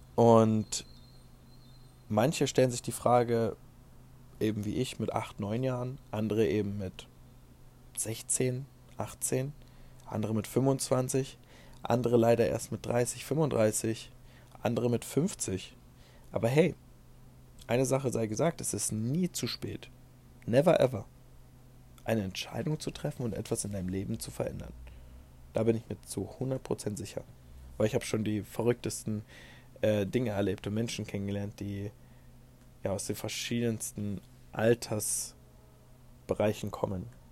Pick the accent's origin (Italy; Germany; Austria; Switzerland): Germany; bei uns in Deutschland